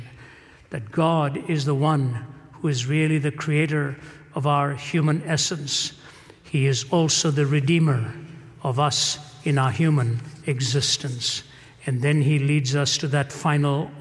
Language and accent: English; Delhi, India; moved away; I come from India. My father was from Kerala. My mother was from Chennai. I was raised in Delhi.